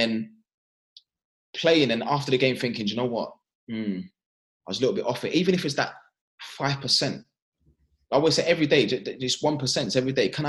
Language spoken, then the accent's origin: English; London, United Kingdom; our family growing up in East London, understanding that, you know, that working class background